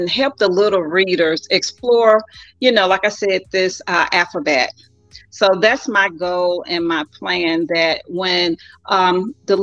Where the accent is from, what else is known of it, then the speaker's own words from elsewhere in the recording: Vicksburg, Mississippi, United States; also born or lived in St. Louis, Missouri; now in Beaumont, United States; I am originally from Vicksburg, Mississippi